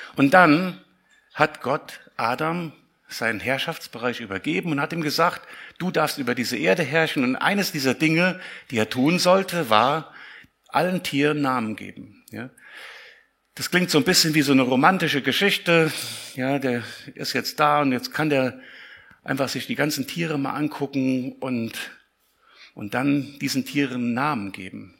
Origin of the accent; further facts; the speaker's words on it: Siegen, North Rhine-Westphalia, Germany; Ich komme aus Siegen